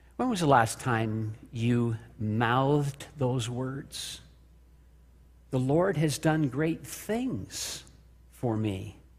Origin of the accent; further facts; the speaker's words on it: Kingston, Ontario, Canada; also born or lived in Spring Arbor, Michigan; I'm driving down the four oh one to my hometown in Kingston